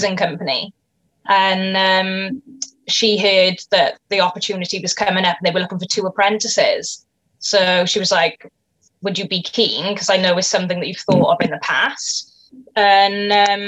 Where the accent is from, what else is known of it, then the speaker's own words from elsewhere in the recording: Cwmbran, Wales, United Kingdom; I'm from a little town called Cwmbran, which is in South Wales